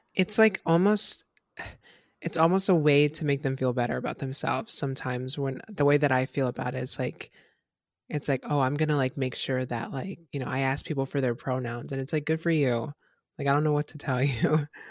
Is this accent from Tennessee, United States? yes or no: no; Florida, United States; I'm from Florida